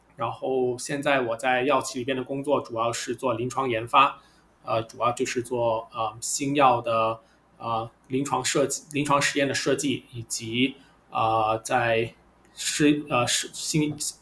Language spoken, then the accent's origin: Chinese; Guangzhou, Guangdong, China; moved away as an adult; also born or lived in Beijing; now in United States; 我是土生土长广州人，在十八岁之前都没有离开过广州